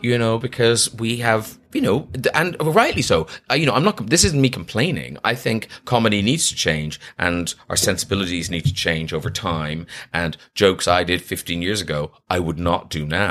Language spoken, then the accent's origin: English; Ireland; now in London, United Kingdom; that was my kind of experience growing up in Ireland, was I was a bit of an outsider